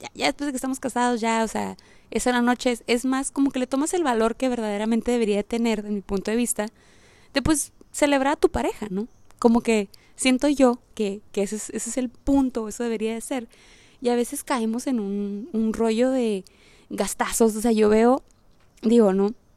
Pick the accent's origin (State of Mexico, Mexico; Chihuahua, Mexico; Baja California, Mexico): Baja California, Mexico; Mexicali; soy de Mexicali